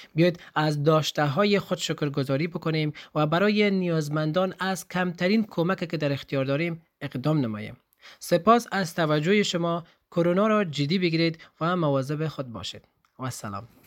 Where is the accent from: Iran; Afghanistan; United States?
Afghanistan; now in Germany; شخص خودم از افغانستان هستم